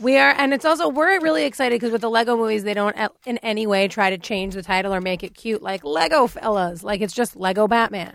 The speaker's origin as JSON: {"language": "English", "country": "United States", "said": "I'm American"}